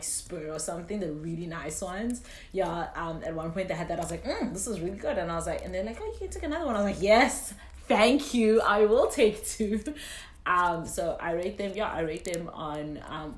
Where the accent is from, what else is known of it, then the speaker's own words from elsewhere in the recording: South Africa; We're from South Africa. We're from Africa